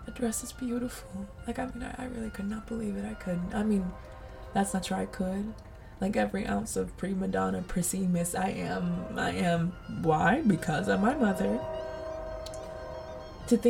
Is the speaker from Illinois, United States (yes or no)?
no; Colorado, United States; lots of white roses, which are the pride of the neighborhood growing up in Colorado